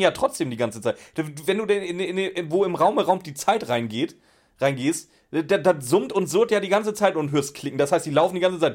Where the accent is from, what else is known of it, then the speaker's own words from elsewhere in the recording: Schleswig-Holstein, Germany; Ich komme aus Schleswig-Holstein, wir hatten doch nie was